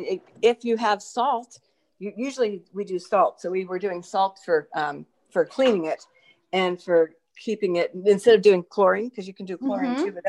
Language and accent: English; San Francisco, California, United States; I was such a little city girl. I grew up in San Francisco.